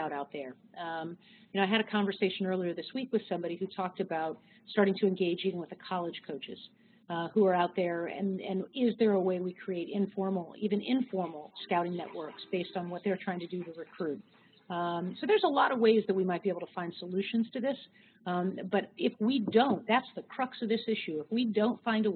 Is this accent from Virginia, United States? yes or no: yes; Northern Virginia, United States; I grew up in Northern Virginia